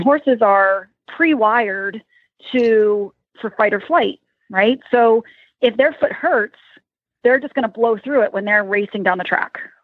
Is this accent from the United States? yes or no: yes; Lancaster County, Pennsylvania, United States; something comes out and shows I'm from Lancaster County